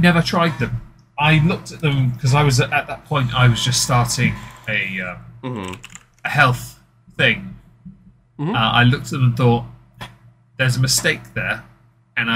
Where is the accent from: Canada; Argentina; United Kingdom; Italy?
United Kingdom; as a Brit